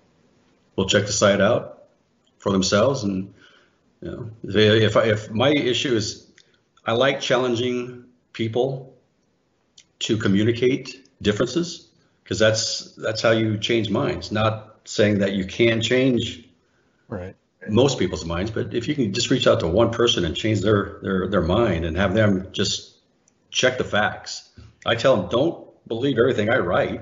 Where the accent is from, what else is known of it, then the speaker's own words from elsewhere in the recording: United States; being born an American